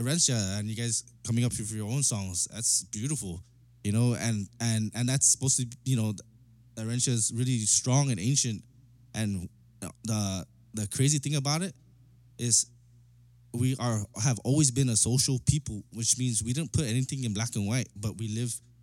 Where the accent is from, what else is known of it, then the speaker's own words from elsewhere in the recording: Guam; moved away as an adult; I'm from Guam, bro, from Chamorro